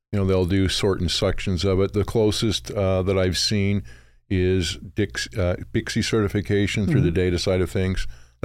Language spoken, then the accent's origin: English; Provo, Utah, United States; now in Oregon, United States; Out of Utah.